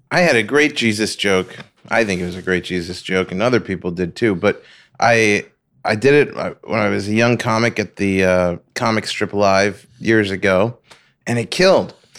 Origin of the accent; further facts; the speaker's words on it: Long Beach, New York, United States; I'm from Long Beach, Long Island